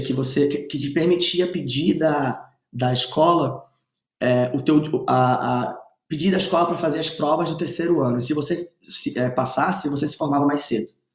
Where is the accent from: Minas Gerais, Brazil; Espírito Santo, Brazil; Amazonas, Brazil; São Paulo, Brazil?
Amazonas, Brazil; Manaus; moved away; also born or lived in Stanford, California; eu sou amazonense, estava em Manaus